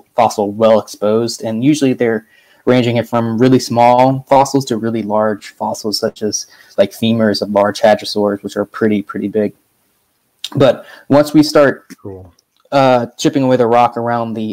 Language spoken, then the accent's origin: English; Hampton Roads area of Virginia, United States; moved away as an adult; now in Alberta, Canada; I grew up in the Hampton Roads area of Virginia in the United States